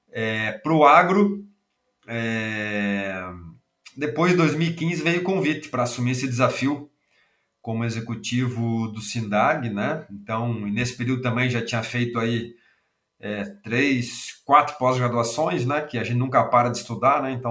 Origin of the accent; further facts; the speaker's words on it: Rio Grande do Sul, Brazil; accent: gaúcho; Sou gaúcho, né? Talvez o sotaque já entrega, né?